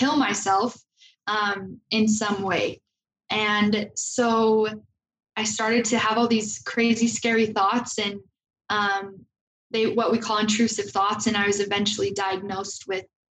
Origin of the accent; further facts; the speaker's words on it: Logan, Utah, United States; I'm from Logan, and I came to BYU right after high school